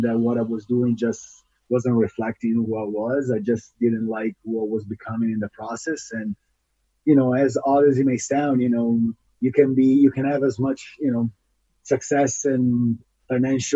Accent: Italy; moved away as an adult; now in United States; I'm an Italian ultra runner. I was actually born and raised in Italy. And then in 2007, that's about when I was 24 years old, I decided to leave the country to move to the United States.

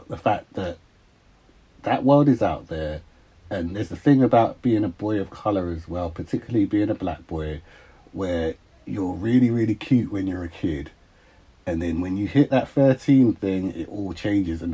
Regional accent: Uxbridge, London, United Kingdom; Then my mum and dad moved, and they moved to Uxbridge

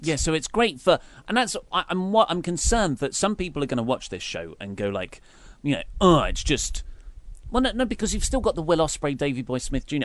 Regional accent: United Kingdom; We are obviously British

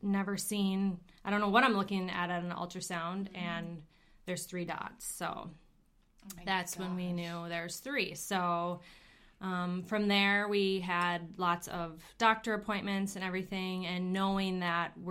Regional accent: Minneapolis, Minnesota, United States; moved away; I'm originally from the Minneapolis area

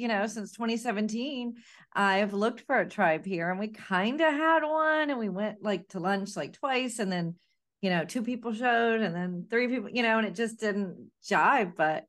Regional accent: Florida, United States; also born or lived in Atlanta; I'm a native. I left Florida twice, went to Atlanta and came right back. Like I am a Florida girl through and through.

